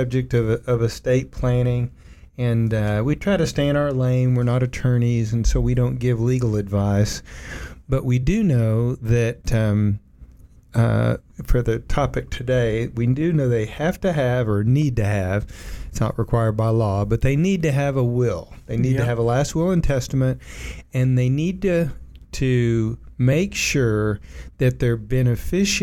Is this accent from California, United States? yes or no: no; Oak Ridge, Tennessee, United States; I grew up in Oak Ridge, and we had that big pool in Oak Ridge, the outdoor pool there that was built by the Corps of Engineers